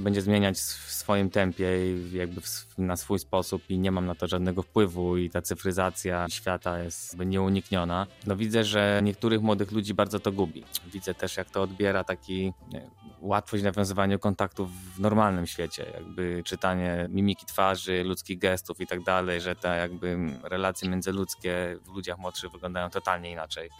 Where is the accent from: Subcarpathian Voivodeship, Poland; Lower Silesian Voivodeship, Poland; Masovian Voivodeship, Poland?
Lower Silesian Voivodeship, Poland; Wrocław; jako dziecko miałem bardzo dużo problemów dorastając we Wrocławiu